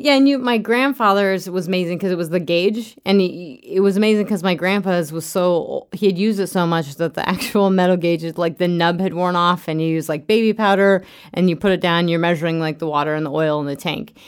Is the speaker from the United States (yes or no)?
yes; Craig, Colorado, United States; I grew up in Craig, outside of Craig, Colorado